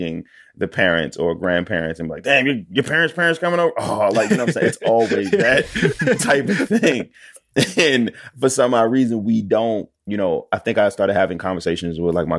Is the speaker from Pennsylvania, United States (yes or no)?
yes; Philadelphia, Pennsylvania, United States; I'm from Philly.